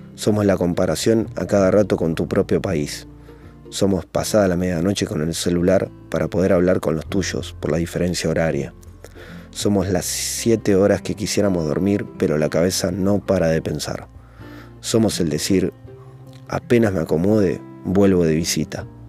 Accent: Argentina; moved away as an adult; now in Italy

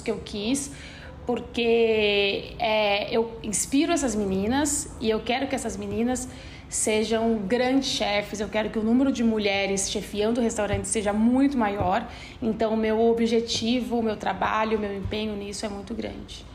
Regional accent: Guaratinguetá, São Paulo, Brazil; accent: caipira R ("você puxa o R"); also born or lived in Denmark; now in São Paulo, Brazil; a forma com que eu comia em Guaratinguetá. Então eu sou do interior de São Paulo

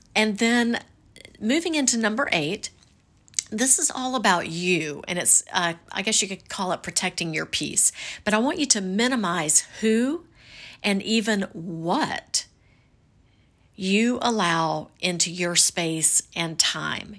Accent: the South, United States; I'm from the South

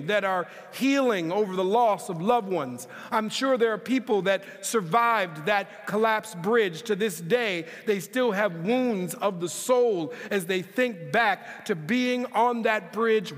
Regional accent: Minneapolis, Minnesota, United States; moved away as an adult; now in California, United States; growing up in Minneapolis, Minnesota, we are definitely accustomed to some cold

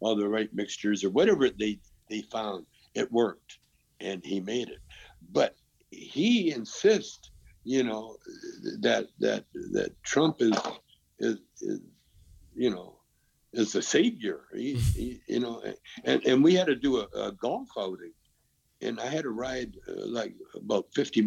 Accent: Calgary, Alberta, Canada; moved away; also born or lived in Vancouver / Edmonton; I was from Calgary

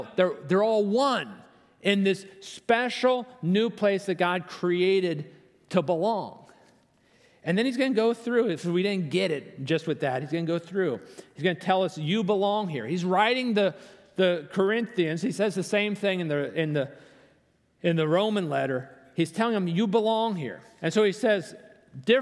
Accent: Virginia, United States; I'm from Virginia. I'm here with my daughter.

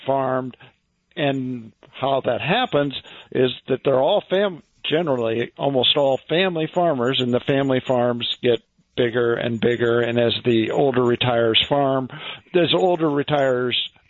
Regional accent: Champaign, Illinois, United States; where I'm from Champaign, Illinois

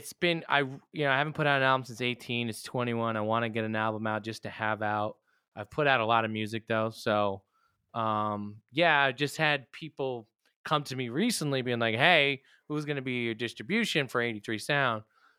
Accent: Yonkers, New York, United States; I mean, it's funny growing up now because I see how the kids are and like shit was just different. Maybe it was toxic masculinity, but like shit was tough. Where I grew up, it was tough, and not

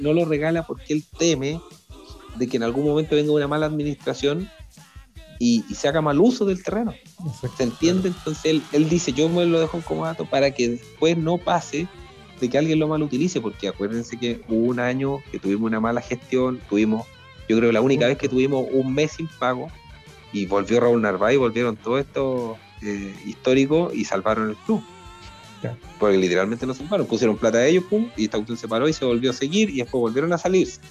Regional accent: Linares, Maule, Chile; also born or lived in Talca; now in Curicó, Chile; soy de Linares también que esa es la otra cuestión, pues. me formé en Linares, vi a mi papá, vi a mi, en el Depo, vi a mi papá jugar en Linares

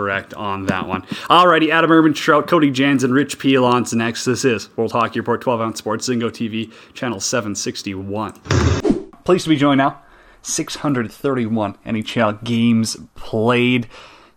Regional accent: Warman, Saskatchewan, Canada; I grew up in Warman

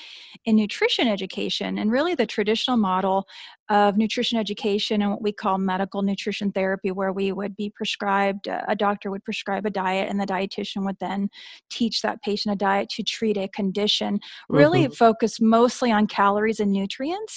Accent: Southern California, United States; I do live in Southern California, and I grew up in Southern California

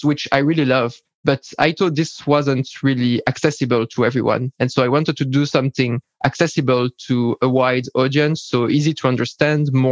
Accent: Belgium; I'm from Belgium

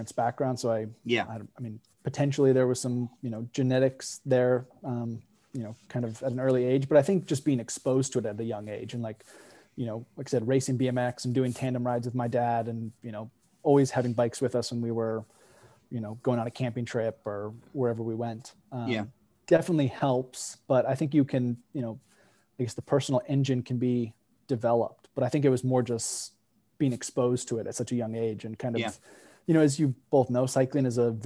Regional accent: Bend, Oregon, United States; I grew up out in Bend, Oregon

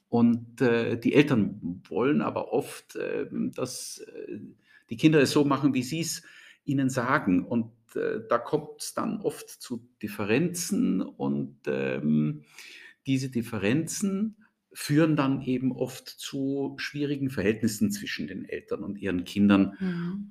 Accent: Austria; also born or lived in Germany; ich bin ähm, aus Deutschland kommen, kommend in jungen Jahren nach Österreich gekommen, hab, bin hier zur Schule gegangen, habe hier studiert

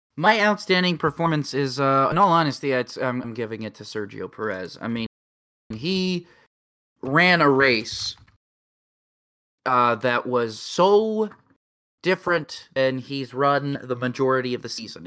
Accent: United States; I'm an American

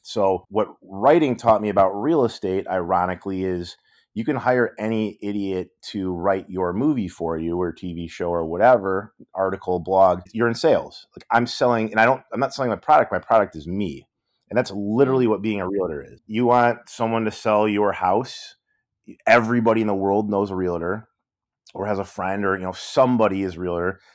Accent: Michigan, United States; moved away; also born or lived in Los Angeles; growing up in Michigan

